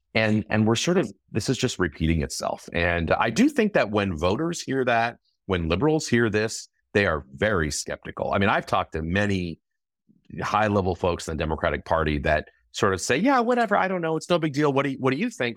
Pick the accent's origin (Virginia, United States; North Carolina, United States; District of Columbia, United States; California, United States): California, United States; my home state of California